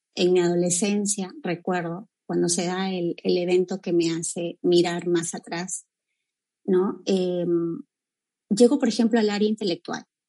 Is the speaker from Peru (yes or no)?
yes; Cajamarca, Peru; now in Trujillo, Peru; yo estoy desde Trujillo, raíz con Trujillo, pero bueno, nací en, en Cajamarca, es la sierra peruana